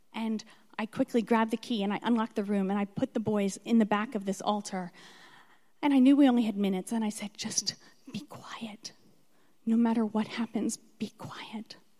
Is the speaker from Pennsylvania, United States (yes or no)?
yes; Philadelphia, Pennsylvania, United States; moved away as an adult; also born or lived in Alabama; I was born in Philadelphia